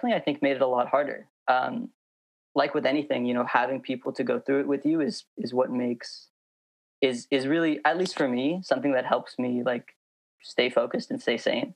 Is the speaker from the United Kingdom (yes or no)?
no; Moraga, California, United States; also born or lived in Berkeley; now in San Francisco, United States; I grew up in Moraga. It's like kind of between Oakland and Walnut Creek.